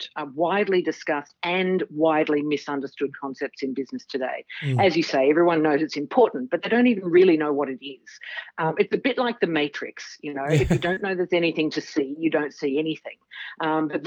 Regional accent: Melbourne, Victoria, Australia; I was born right here in Melbourne, Australia. So I've lived in some other countries, but you know, came back home.

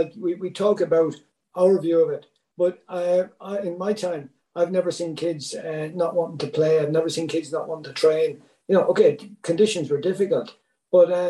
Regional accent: Athlone, Westmeath, Ireland; now in Galway, Ireland; I'm from Athlone, I grew up in the Midlands

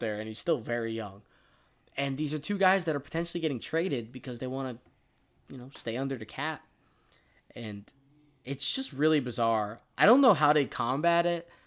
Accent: Tampa, Florida, United States; we're from Florida. We're from Tampa

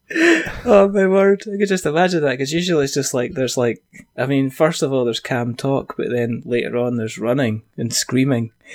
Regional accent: Scotland, United Kingdom; I'm Scottish

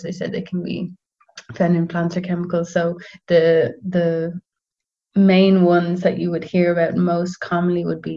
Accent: Dublin, Leinster, Ireland; also born or lived in Netherlands; I'm from Dublin.

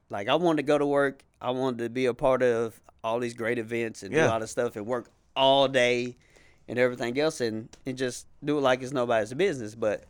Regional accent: Shreveport, Louisiana, United States; And look, I'm from Shreveport.

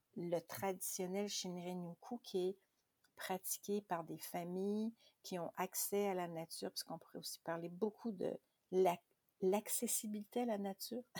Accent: Quebec, Canada; chez nous au Québec

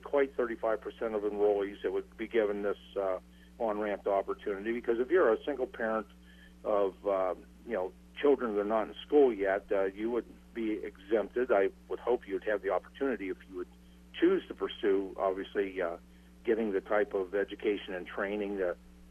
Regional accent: Pennsylvania, United States; I'm from Pennsylvania

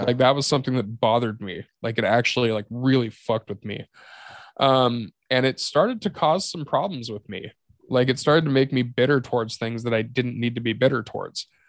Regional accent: Yakima, Washington, United States; Yakima is my hometown. I know almost everybody in that town.

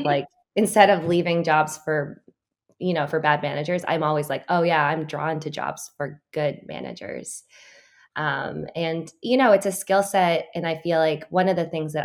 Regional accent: Concord, Massachusetts, United States; moved away; I was born in Concord, Massachusetts

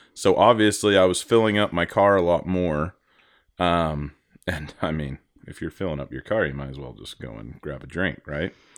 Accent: Idaho, United States; I grew up in Idaho

